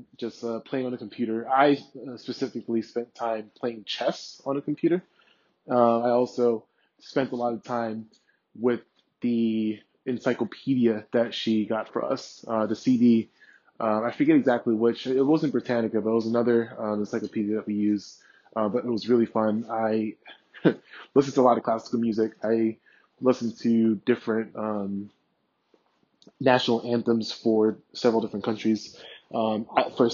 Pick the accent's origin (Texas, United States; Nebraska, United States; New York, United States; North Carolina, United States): New York, United States; New York City; So I'm originally from Brooklyn, New York, from a neighborhood in Brooklyn called Brownsville. So Brownsville, Brooklyn. It's one of the more dangerous neighborhoods that you have in Brooklyn. And especially when I was growing up